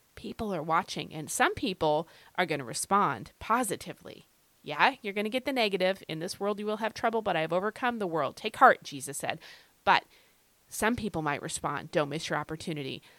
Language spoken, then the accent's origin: English; Rapid City, South Dakota, United States; moved away; I was born in Rapid City, South Dakota